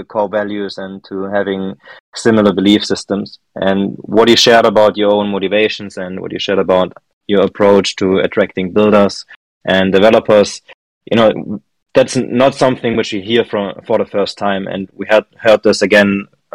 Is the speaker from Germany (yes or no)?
yes; Germany; I'm from Germany as well